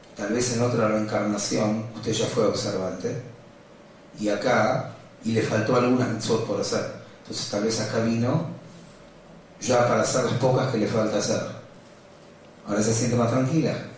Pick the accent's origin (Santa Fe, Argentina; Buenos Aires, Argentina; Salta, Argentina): Buenos Aires, Argentina; Yo cuando nací, de chiquito, vivía en Villa Crespo y venía al club de Maccabi en Tucumán